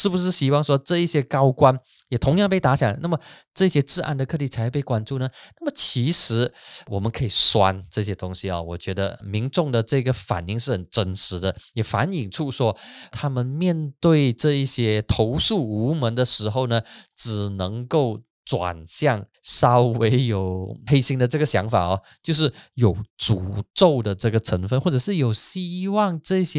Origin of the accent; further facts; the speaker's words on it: Penang, Malaysia; 哎呀，我是槟城人，渡轮对槟城人来讲说有特别的意义跟特别的符号。